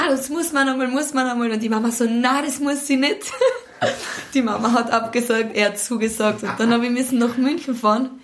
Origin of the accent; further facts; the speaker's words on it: Austria; in das Haus zum Bauernhof, wo ich aufgewachsen bin. Und zwar auf der Nostra